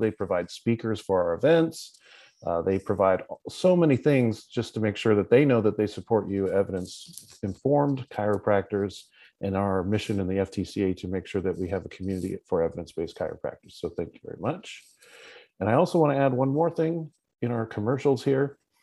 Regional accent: West Coast, United States; us West Coasters

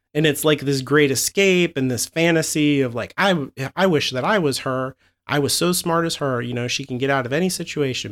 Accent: United States; I'm too American

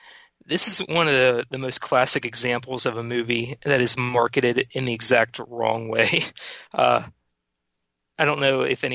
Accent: Pittsburgh, Pennsylvania, United States; I'm from Pittsburgh. Been from Pittsburgh almost my entire life

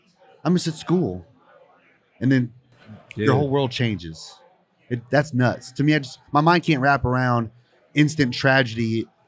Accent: Houston, Texas, United States; also born or lived in Indianapolis, Indiana; she got transferred here to Houston in 1990, and I grew up in the neighborhood.

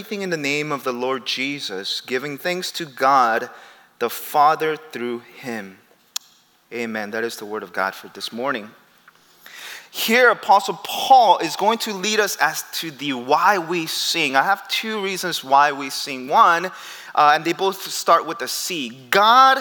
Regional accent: Peru; moved away; I grew up in Peru.

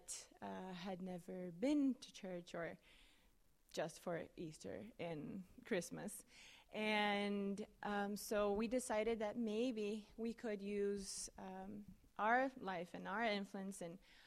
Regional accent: Brazil; moved away as an adult; now in Manhattan, Kansas, United States; I'm from Brazil

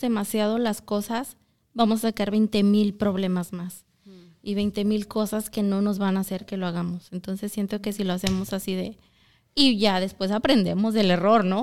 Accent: Zacatecas, Mexico; now in Milwaukee, United States; soy de Zacatecas

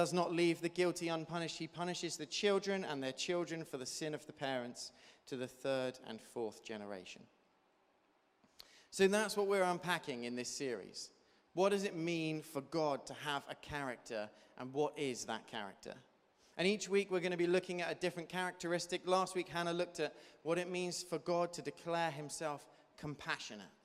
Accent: Devon, South West England, United Kingdom; I grew up in Devon, and so I had a lot of friends growing up who were farmers

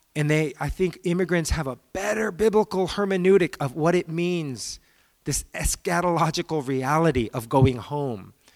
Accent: United States; as a Korean American, in the Presbyterian Church in American, in America, we are the dominant group for Asians.

